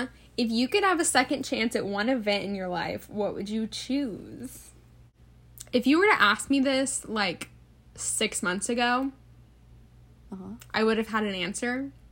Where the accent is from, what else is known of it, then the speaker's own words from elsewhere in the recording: the South, United States; accent: southern; I would listen to people that were like not from around here speak, and I like got rid of my southern accent.